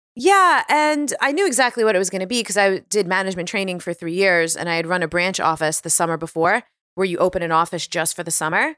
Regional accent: New York City, New York, United States; moved away as an adult; also born or lived in Washington, D.C. / Hoboken, New Jersey; now in California, United States; growing up on Staten Island

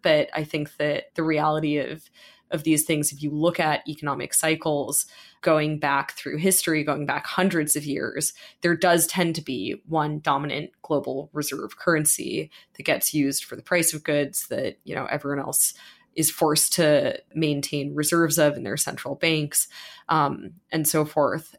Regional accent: United States; as an American

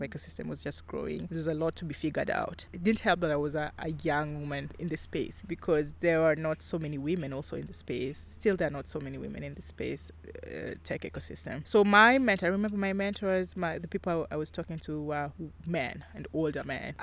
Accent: Kisumu, Kisumu County, Kenya; also born or lived in Nyeri; I'm from Kisumu and I grew up, I've basically grown up in Kisumu. I was not born here, but um, I was born in Nyeri

